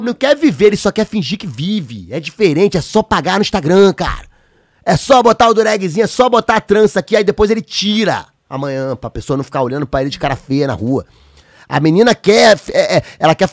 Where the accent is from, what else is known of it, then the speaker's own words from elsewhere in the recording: São Gonçalo, Rio de Janeiro, Brazil; meu bairro, da onde eu nasci